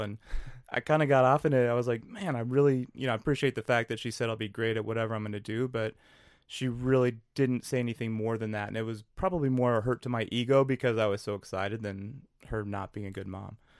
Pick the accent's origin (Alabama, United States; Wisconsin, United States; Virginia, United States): Wisconsin, United States; New Richmond; now in Minneapolis, United States; I grew up in Western Wisconsin